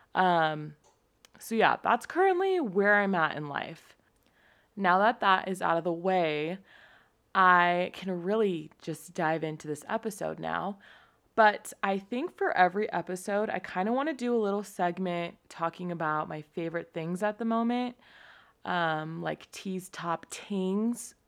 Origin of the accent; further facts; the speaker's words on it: San Diego, California, United States; moved away as an adult; also born or lived in Utah; I was born in San Diego, California to my amazing parents